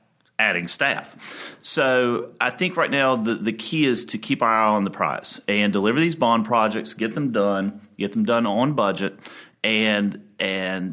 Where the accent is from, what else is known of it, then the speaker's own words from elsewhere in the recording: Hickory, North Carolina, United States; I grew up in Hickory. I've been in Hickory for many years, moved away after college